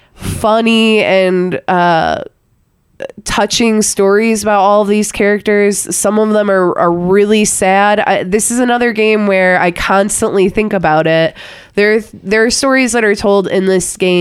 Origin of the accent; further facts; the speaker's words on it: Midwest, United States; I'm from the Midwest, so I have a lot of that similar foliage and house style, like where I'm from.